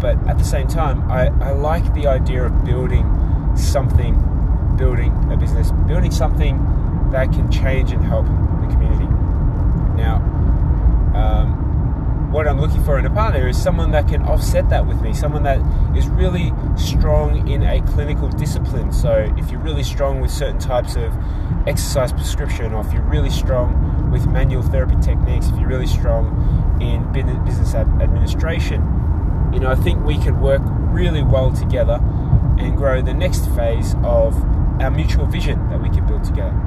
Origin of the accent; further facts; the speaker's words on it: Australia; also born or lived in Tonga; I am born overseas in Tonga. I am raised and educated in Australia